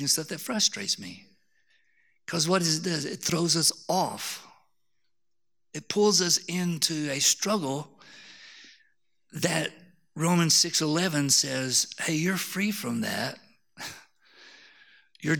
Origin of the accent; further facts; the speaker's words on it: Harpersville, Alabama, United States; moved away; I came from Harpersville, Alabama. I don't even have good English, let alone Greek